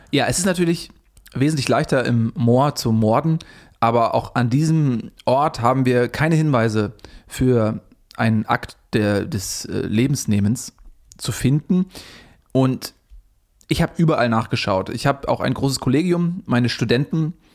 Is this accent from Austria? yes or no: no; Switzerland; born there; Pläuschli, wie wir in der Schweiz sagen. Ich bin der gebürtige Schweizer, Pläuschli.